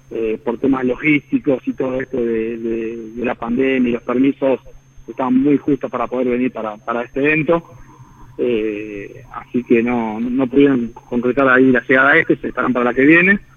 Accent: Argentina; Eh, todos los que somos argentinos, el equipo de Escuadra Martínez, tuvimos muchas gestiones ahí

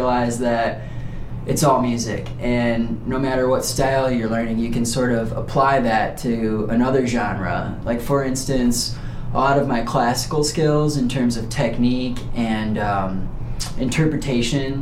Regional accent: Chicago, Illinois, United States; moved away as an adult; now in Nashville, United States; I am originally from Chicago, Illinois. Grew up in the suburbs

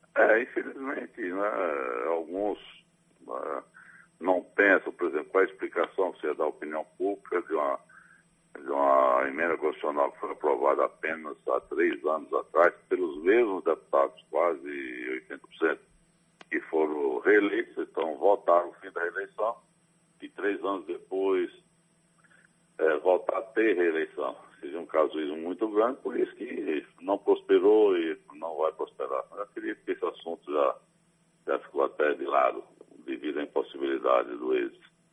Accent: Salvador, Bahia, Brazil; also born or lived in Campo Formoso, Bahia; minha terra, onde eu nasci. Claro que desde a infância eu já resido em Salvador

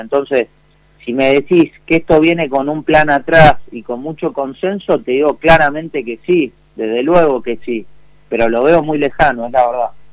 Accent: Argentina

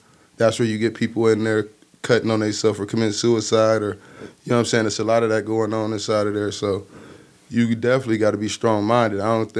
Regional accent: Kenosha, Wisconsin, United States; Man, you know, I'm a Kenosha native, mm-hmm. first off. You know what I'm saying? I'm from Northside

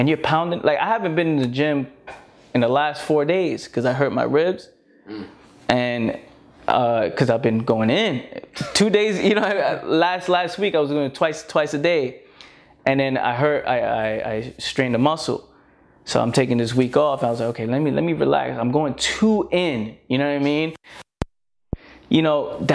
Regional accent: New York City, New York, United States; I was born in the Bronx, no opportunities around

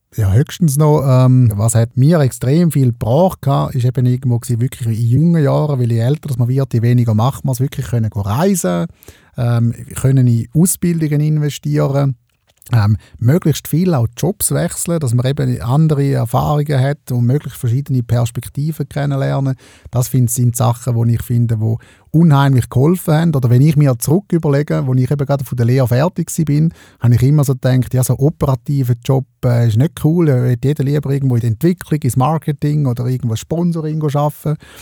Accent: Eastern Switzerland, Switzerland; in der Ostschweiz, wo ich aufgewachsen bin

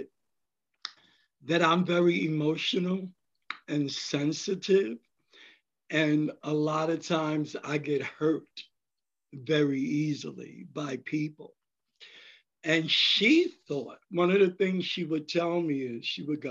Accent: New York City, New York, United States; I grew up in the Bronx

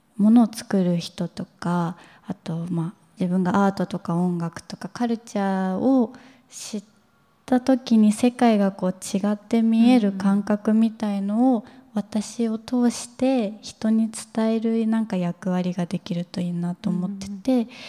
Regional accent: Kawasaki, Kanagawa, Japan; 私自身が川崎出身なので

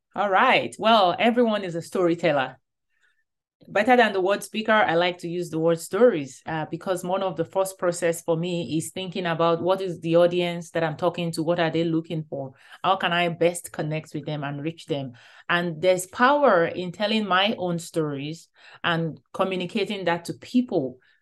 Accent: Nigeria; moved away; growing up in Nigeria

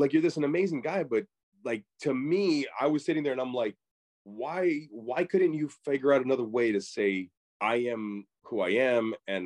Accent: Mesa, Arizona, United States; now in Los Angeles, United States; I grew up in Mesa, Arizona

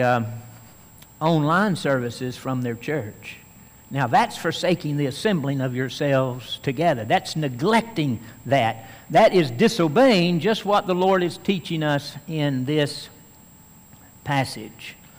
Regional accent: Tennessee, United States; I could be called a Tennessean because I'm from Tennessee

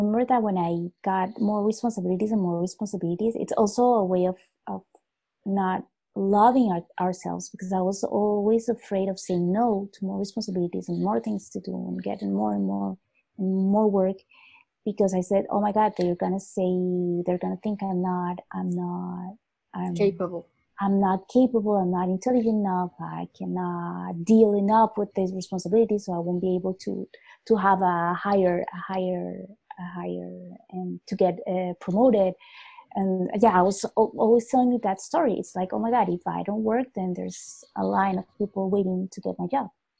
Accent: Colombia; English is a second language; moved away as an adult; also born or lived in Paris, France; I learned English because I studied in a bilingual school in Colombia

